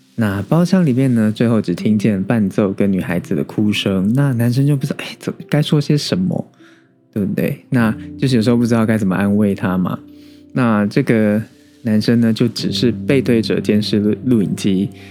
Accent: Taiwan; 身为台湾人

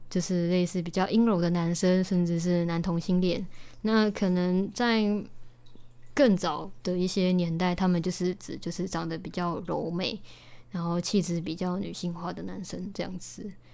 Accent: Taichung, Taiwan; 我就是来自台中海边的，对，就是专产消波块跟庆记的海线

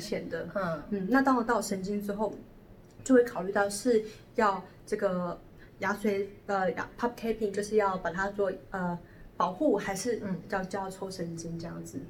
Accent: Taiwan; 我们台湾人

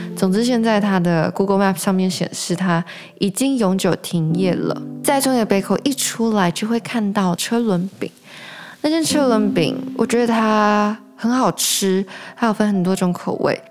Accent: Taichung, Taiwan; moved away as an adult; also born or lived in Tokyo; now in Taipei, Taiwan; 其实我是台中人，然后从高中毕业之后来到台北

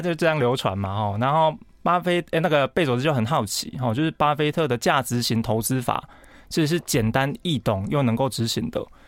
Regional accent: Changhua County, Taiwan; also born or lived in Chiayi; 我是彰化人

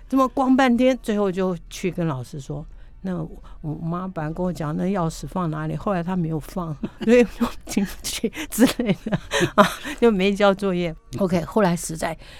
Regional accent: Taiwan; 我觉得那个年代在台湾长大

